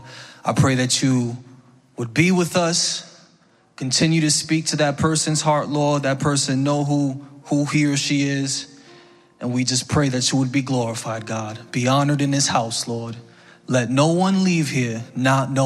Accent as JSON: {"language": "English", "town": "New York City", "region": "New York", "country": "United States", "said": "I'm from the Bronx"}